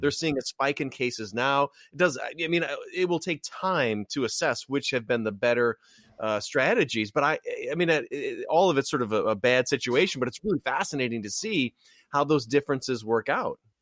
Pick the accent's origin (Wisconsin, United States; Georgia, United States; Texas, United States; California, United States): Wisconsin, United States; growing up in Wisconsin